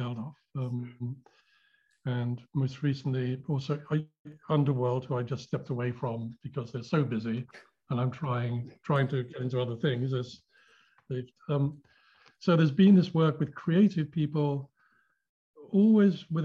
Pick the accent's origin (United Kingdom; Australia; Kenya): United Kingdom; London; I was born in London